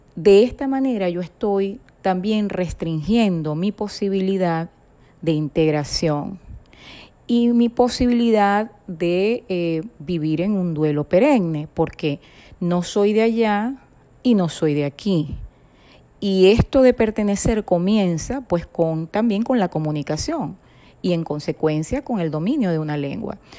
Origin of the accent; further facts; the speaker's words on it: Venezuela; moved away; Nací en Venezuela